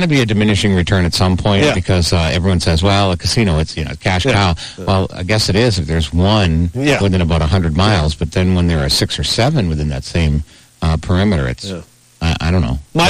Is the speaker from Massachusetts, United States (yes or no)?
yes; Boston, Massachusetts, United States; now in Foxborough area, United States; when I grew up in West Roxbury.